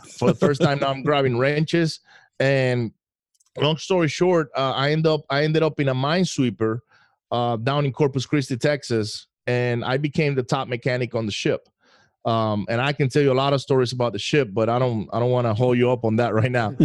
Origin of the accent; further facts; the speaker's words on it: Venezuela; moved away; I grew up in Venezuela.